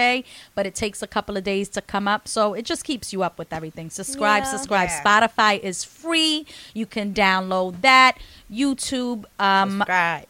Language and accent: English; Suffolk County, Long Island, New York, United States; I'm Puerto Rican. I'm from Suffolk County